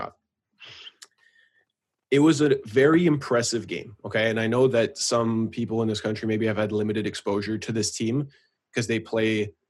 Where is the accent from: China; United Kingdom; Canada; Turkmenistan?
Canada; We're Canadian too